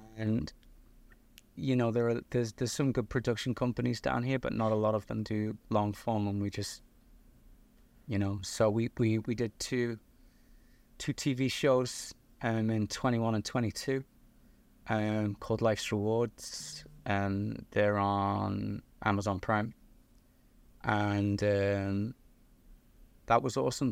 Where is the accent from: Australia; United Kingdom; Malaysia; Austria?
United Kingdom; Liverpool, North West England; now in United States; I got an accent. I'm originally from Liverpool in the north of England.